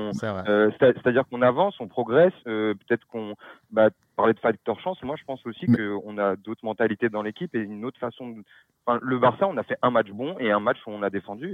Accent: Paris, Île-de-France, France; je suis parisien

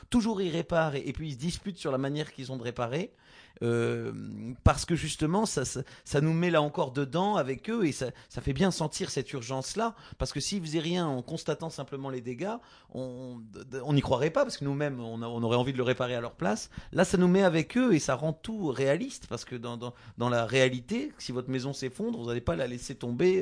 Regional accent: Gascony, Occitania, France; dans le sud-ouest, les Gascons, là d'où je viens

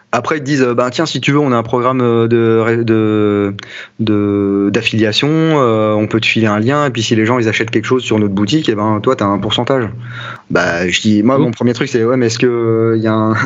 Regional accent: France; je suis français

